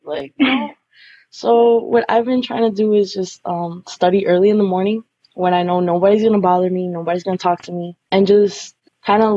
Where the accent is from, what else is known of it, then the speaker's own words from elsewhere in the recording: New York, United States; I'm Colombian, but I was born here in New York